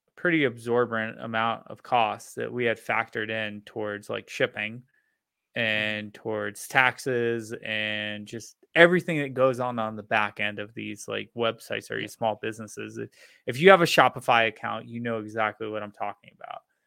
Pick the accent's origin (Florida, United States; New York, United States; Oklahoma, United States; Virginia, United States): Florida, United States; moved away; I grew up in Florida